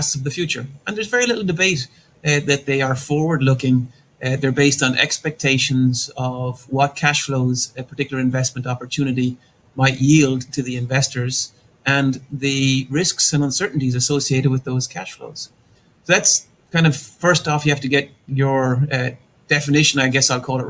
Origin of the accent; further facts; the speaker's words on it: Ireland; moved away as an adult; also born or lived in Pasadena, California, United States; now in Austin, United States; I was born in Ireland, grew up in Ireland, and went to undergrad and did a master's degree at Trinity College there in Dublin